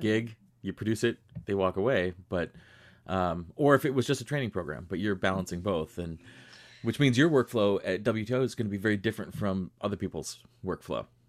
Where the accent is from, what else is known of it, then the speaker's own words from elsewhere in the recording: Rochester, New York, United States; I grew up in Western New York. I grew up in Rochester